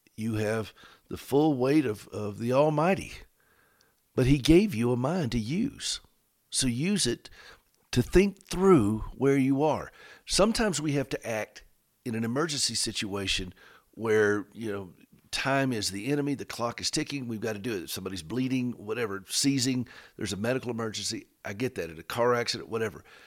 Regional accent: United States; we're both from Carolina

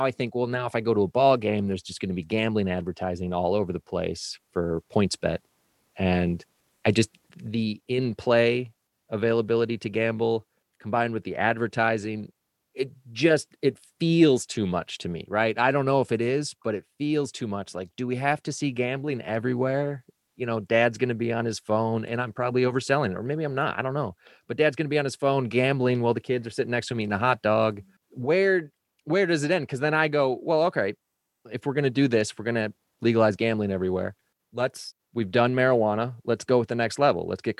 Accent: Detroit, Michigan, United States; what got me was the Detroit Tigers, my hometown team.

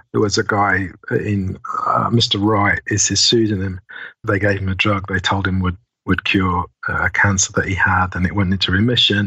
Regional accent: United Kingdom; I'm British after all

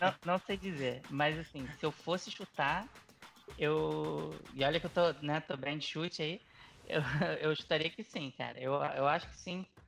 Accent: Brazil; moved away; eu sou, sou brasileiro, jornalista, cobrindo basquete

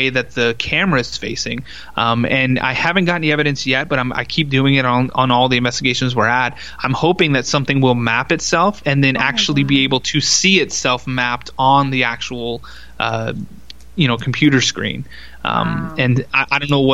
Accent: Texas, United States; I grew up in Texas

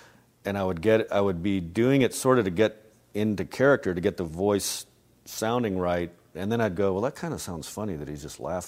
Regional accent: Albuquerque, New Mexico, United States; I grew up in Albuquerque, New Mexico

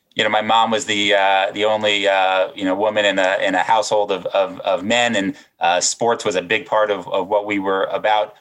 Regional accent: Silver Spring, Maryland, United States; Silver Spring, Maryland, just outside of Washington, D.C.

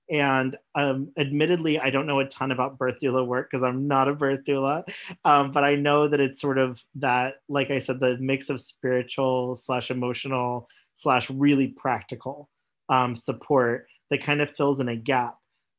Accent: Missouri, United States; also born or lived in Oklahoma; I grew up in Missouri and Oklahoma, and my family was very conservative Christian.

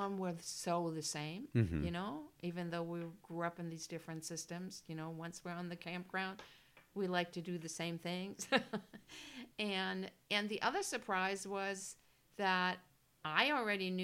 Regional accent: Germany; first language German; English is a second language; moved away; also born or lived in California; And born and raised in Germany. And so I speak German, obviously.

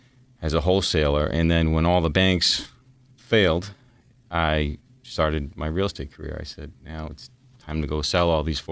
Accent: Lynnfield, Massachusetts, United States; accent: North Shore

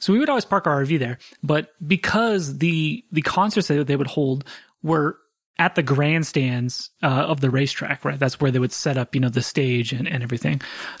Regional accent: San Diego, California, United States; us growing up in San Diego, the Del Mar Fair was like the big happening in summertime

